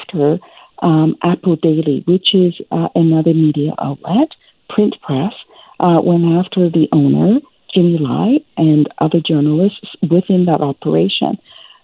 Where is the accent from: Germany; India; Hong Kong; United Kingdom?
Hong Kong; I was born in Hong Kong and raised in Hong Kong